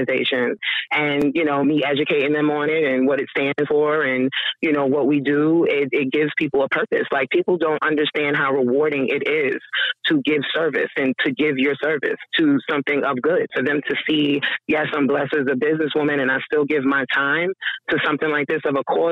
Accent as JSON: {"language": "English", "town": "New York City", "region": "New York", "country": "United States", "moved": "yes", "said": "I'm originally from Queens, so that was like a melting pot of diversity and things that went on"}